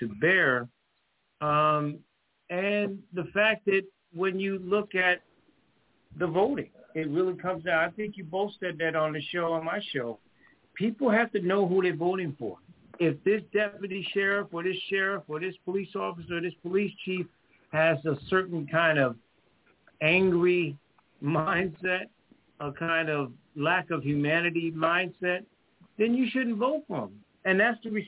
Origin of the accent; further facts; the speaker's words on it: Connecticut, United States; now in North Carolina, United States; I'm from Connecticut. You know, I'm from up top.